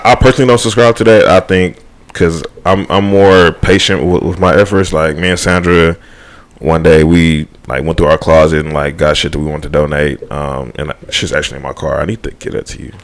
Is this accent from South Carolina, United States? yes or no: no; Houston, Texas, United States; moved away; I am from Houston